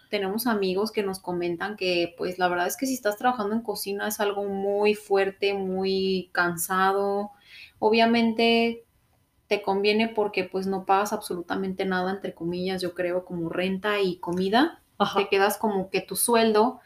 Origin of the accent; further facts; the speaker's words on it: Mexico; moved away as an adult; also born or lived in Orlando, Florida; now in Canada; yo tenía que regresar a México